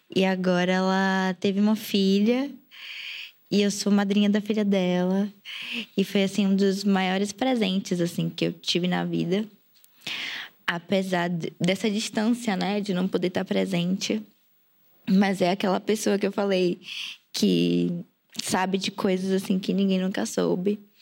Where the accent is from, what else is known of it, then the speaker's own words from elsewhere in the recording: Salvador, Bahia, Brazil; moved away as an adult; eu saí de Salvador tem um ano e oito meses, nove meses